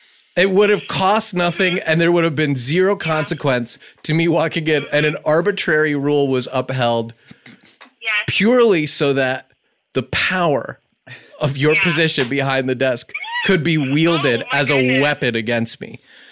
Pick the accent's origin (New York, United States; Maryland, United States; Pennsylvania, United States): New York, United States; I know you don't know me because you're in LA. I'm from New York